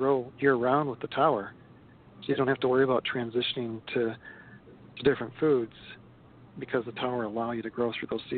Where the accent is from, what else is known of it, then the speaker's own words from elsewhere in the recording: Minnesota, United States; So, I mean, I was from Minnesota, and we ate meat and potatoes, and we thought corn was our vegetable.